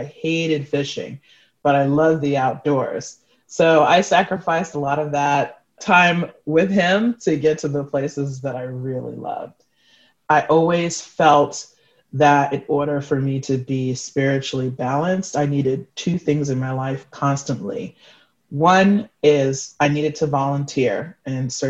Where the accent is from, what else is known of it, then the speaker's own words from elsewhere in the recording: New York City, New York, United States; native of New York City